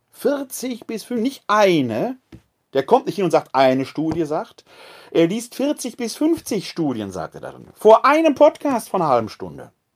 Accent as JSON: {"language": "German", "town": "Essen", "region": "North Rhine-Westphalia", "country": "Germany", "tie": "born or raised there", "moved": "yes", "lives_now": "Wuppertal, Germany", "said": "Ich bin ein Kind des Ruhrgebietes, gebürtig aus Essen-Altendorf"}